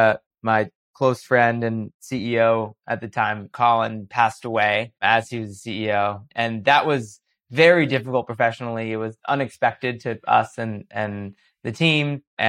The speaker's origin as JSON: {"language": "English", "town": "New York City", "region": "New York", "country": "United States", "tie": "born or raised there", "said": "as a kid growing up in New York City"}